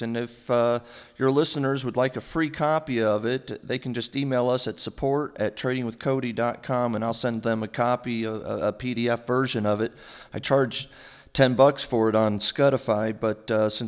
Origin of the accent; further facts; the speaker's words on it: New Mexico, United States; moved away as an adult; also born or lived in New York; I'm originally from New Mexico, and I started off serving coffee at a Starbucks when I moved to New York with a one-way ticket when I graduated college